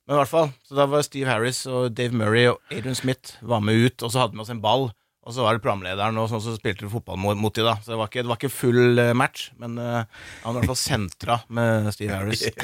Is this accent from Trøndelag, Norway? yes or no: no; Gol, Buskerud, Norway; Jeg er fra Gol, ja.